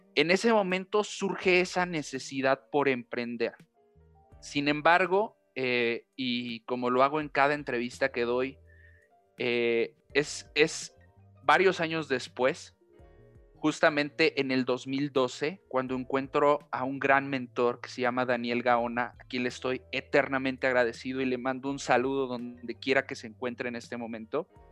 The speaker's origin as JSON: {"language": "Spanish", "town": "Xalapa", "region": "Veracruz", "country": "Mexico", "tie": "born or raised there", "also_born_or_lived": "Pachuca, Hidalgo", "moved": "as an adult", "lives_now": "Hidalgo, Mexico", "said": "yo nací en la ciudad de Pachuca, Hidalgo, al centro eh, del país, al centro muy cerca de la Ciudad de México. Eh, desde muy pequeño, a los siete años, eh, por cuestiones familiares, tuvimos que irnos al estado de Veracruz. Viví también en, la capital este, veracruzana, en Jalapa. Estuve por allá 20 años"}